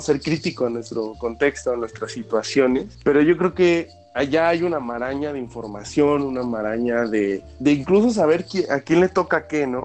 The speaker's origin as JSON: {"language": "Spanish", "country": "Mexico", "said": "como latinos, como, como cultura mexicana"}